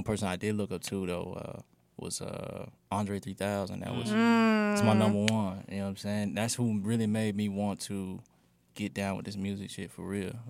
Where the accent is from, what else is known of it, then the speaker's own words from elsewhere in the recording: Fort Smith, Arkansas, United States; moved away as an adult; I'm from Fort Smith.